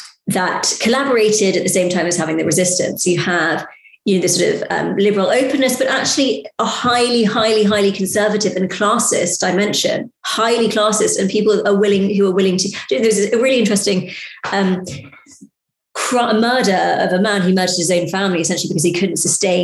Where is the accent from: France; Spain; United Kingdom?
France; I mean, I spent a lot of time growing up in France